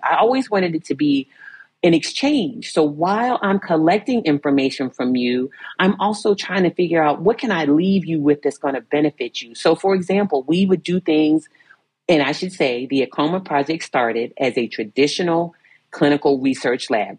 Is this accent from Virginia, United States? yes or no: yes; Virginia Beach, Virginia, United States; I grew up in Virginia Beach, Virginia.